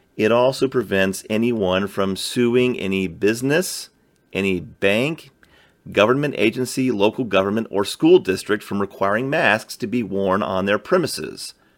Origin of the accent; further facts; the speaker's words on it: Georgia, United States; in my home state of Georgia